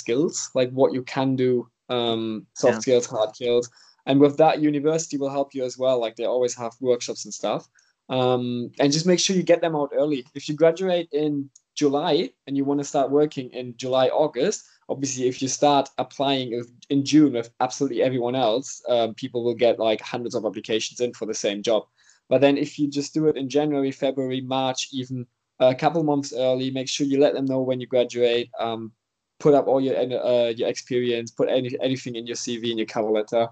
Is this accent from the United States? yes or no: no; Germany; moved away as an adult; now in Seychelles; I'm originally from Germany